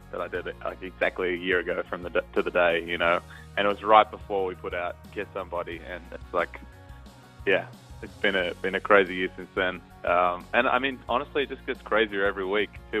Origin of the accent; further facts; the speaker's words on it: Newcastle, New South Wales, Australia; moved away as an adult; now in Nashville, United States; I grew up in Newcastle